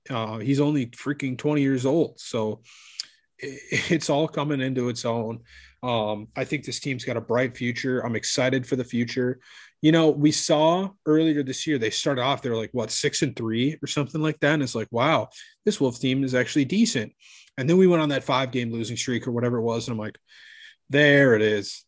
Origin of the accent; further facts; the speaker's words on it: Minneapolis, Minnesota, United States; my hometown team